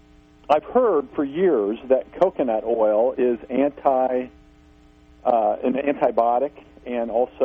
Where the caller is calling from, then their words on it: Missouri, United States; This is … from Missouri.